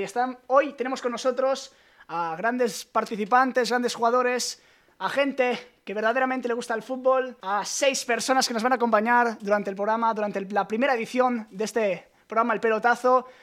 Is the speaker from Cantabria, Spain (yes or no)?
no; Barcelona, Catalonia, Spain; nací en Barcelona